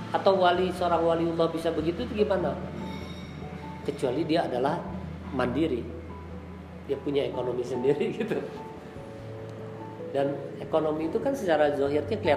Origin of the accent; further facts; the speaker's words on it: West Java, Indonesia; saya di Tasik ini agak salut tuh kalau saya lihat di orang kita nih orang Sunda yang termasuk dari anak kecilnya sampai ke nenek-neneknya rajin dagang tuh